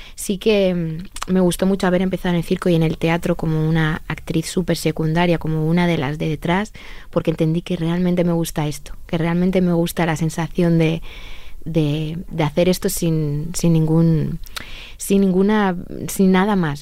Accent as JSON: {"language": "Spanish", "country": "Spain", "said": "como españoles somos un pueblo muy fuerte"}